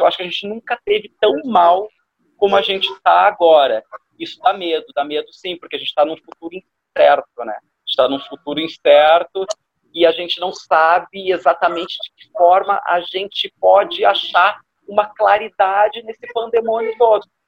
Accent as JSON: {"language": "Portuguese", "country": "Brazil", "also_born_or_lived": "Rio de Janeiro", "said": "eu sou brasileiro com muito orgulho"}